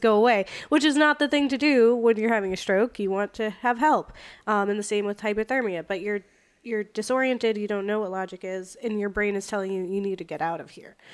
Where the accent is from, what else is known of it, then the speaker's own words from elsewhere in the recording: Florida, United States; moved away; I'm from Florida. And we don't have snow there